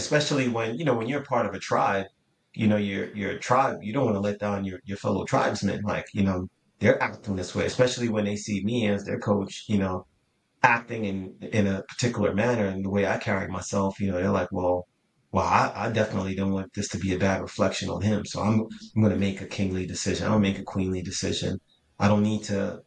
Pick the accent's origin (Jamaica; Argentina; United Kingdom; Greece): Jamaica; now in United States; I was born and raised in Jamaica